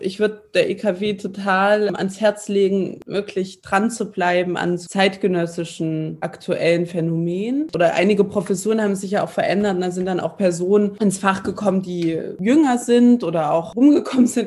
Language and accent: German; East Germany, Germany; moved away as an adult; also born or lived in Tübingen, Baden-Württemberg; als Ostdeutsche